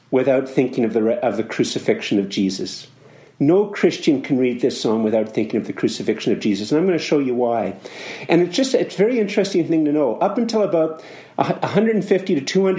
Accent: Canada; as a Canadian

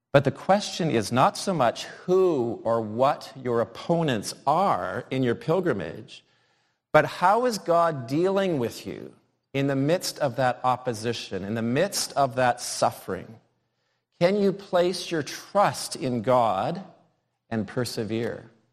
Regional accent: United States; moved away; growing up in the United States

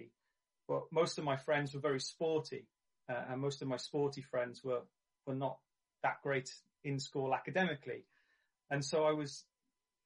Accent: Barry, Wales, United Kingdom; I grew up in Barry, near Cardiff in South Wales.

